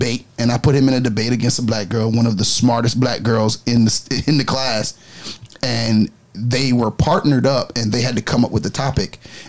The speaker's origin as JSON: {"language": "English", "town": "New York City", "region": "New York", "country": "United States", "tie": "born or raised there", "said": "I was raised in New York."}